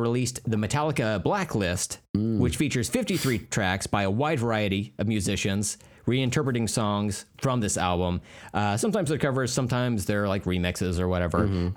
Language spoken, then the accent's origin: English; United States; I'm American